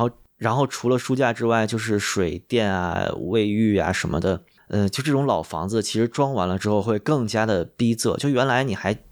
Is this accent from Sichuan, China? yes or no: no; Beijing, China; also born or lived in rural northern China; 我家是北京的整体居民里面可能是经济，就是城市居民里面经济状况相对不好的那种家庭